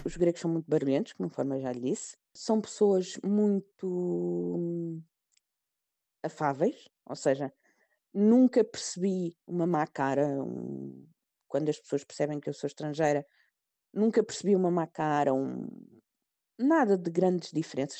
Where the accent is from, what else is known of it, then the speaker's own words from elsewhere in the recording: Portugal; moved away as an adult; now in Greece; quando eu saí de Portugal meu sobrinho tinha nove meses